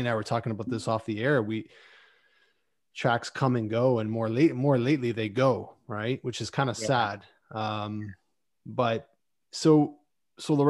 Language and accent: English; Mississauga, Ontario, Canada; I grew up in Mississauga